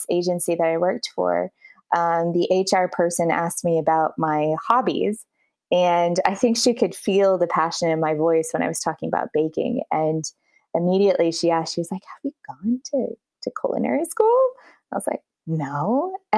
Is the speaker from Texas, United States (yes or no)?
yes; Dallas, Texas, United States; moved away as an adult; now in Versailles, France; I'm originally from Dallas, Texas, and I live in Versailles right now